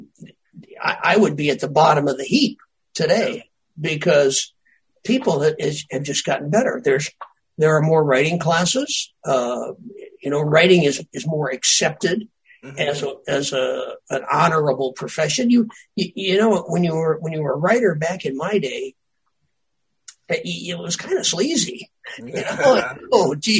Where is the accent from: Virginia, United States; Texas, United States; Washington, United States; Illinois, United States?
Illinois, United States; Earlville; I grew up in Earlville, Illinois, 1,400 people